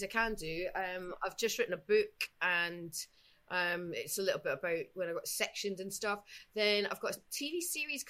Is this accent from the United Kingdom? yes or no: yes; Edinburgh, Scotland, United Kingdom; it's my hometown